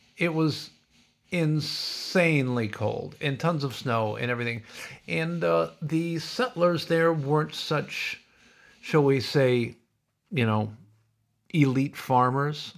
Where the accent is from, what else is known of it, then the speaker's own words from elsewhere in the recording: Sioux City, Iowa, United States; growing up in Sioux City